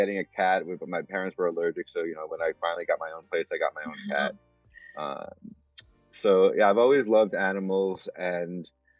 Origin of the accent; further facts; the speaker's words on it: New York, United States; moved away; also born or lived in Medford, Massachusetts; I grew up in New York